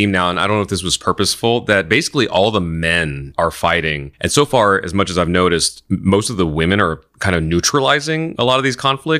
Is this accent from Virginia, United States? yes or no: no; Greentown, Indiana, United States; I grew up in Greentown, Indiana, population 3,000 people.